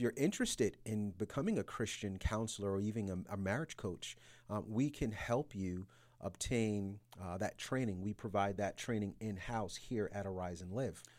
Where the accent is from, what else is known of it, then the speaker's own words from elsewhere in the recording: New York City, New York, United States; moved away as an adult; also born or lived in Yonkers, New York; now in Atlanta, United States; I'm originally from New York City, from, um, Brooklyn, New York